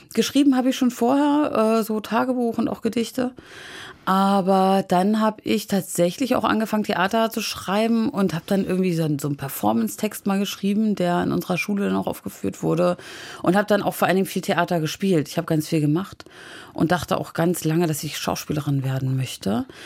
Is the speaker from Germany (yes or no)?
yes; Wismar, Mecklenburg-Vorpommern, Germany; ich bin immer tatsächlich in der Innenstadt von Wismar aufgewachsen